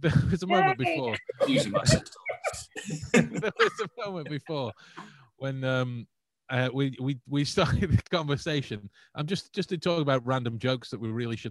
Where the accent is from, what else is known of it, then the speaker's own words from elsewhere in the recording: Stoke-on-Trent, West Midlands, United Kingdom; I'm from Stoke-on-Trent